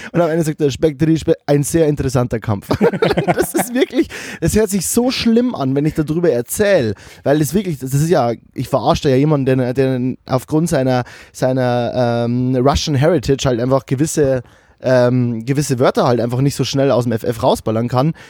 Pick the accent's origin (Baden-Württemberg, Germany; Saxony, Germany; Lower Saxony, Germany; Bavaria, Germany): Bavaria, Germany; Lower; now in Cologne, Germany; als Bayer, der in Köln